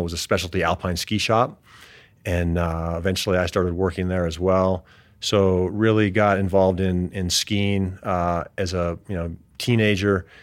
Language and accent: English; Denver, Colorado, United States; also born or lived in Arvada, Colorado / Englewood, Colorado / Gunnison, Colorado; Grew up in suburban Denver